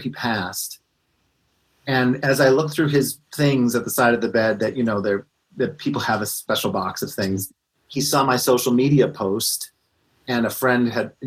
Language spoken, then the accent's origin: English; Scranton, Pennsylvania, United States; I grew up in Scranton, Pennsylvania